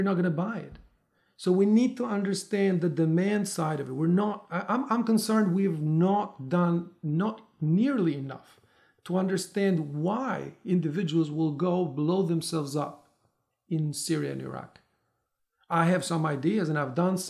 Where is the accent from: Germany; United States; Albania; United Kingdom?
Albania; Tirana, Tirana County; moved away as an adult; I'm originally from Albania, from Tirana. I left when I was in my 20s, early 20s.